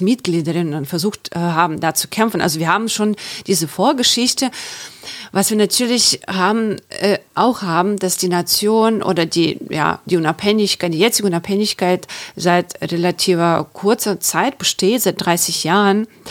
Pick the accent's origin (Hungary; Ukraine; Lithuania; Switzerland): Ukraine; Chernivtsi, Chernivtsi Oblast; German is a second language; moved away as an adult; now in Germany; ich komme aus der Ukraine. Ich bin in der Ukraine geboren und aufgewachsen.